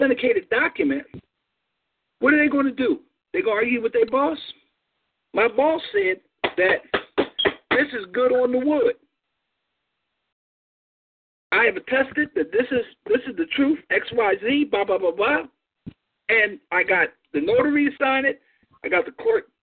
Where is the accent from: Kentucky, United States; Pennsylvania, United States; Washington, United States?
Pennsylvania, United States; I was born in Pennsylvania